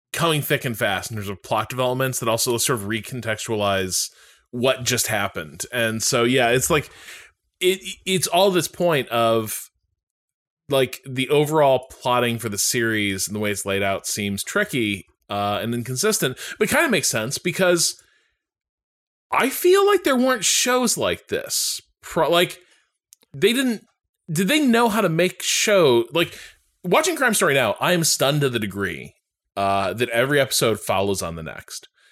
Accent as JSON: {"language": "English", "town": "Chicago", "region": "Illinois", "country": "United States", "tie": "born or raised there", "said": "I've been to Marshall Fields a million times growing up around Chicago"}